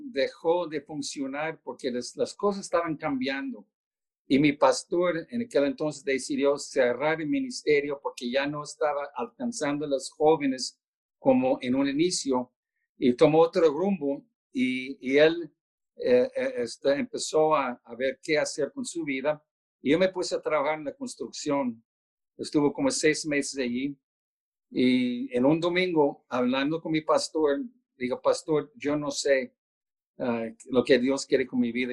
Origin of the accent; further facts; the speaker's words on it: Baltimore, Maryland, United States; moved away as an adult; also born or lived in Albuquerque, New Mexico; yo no soy de Albuquerque, soy de Baltimore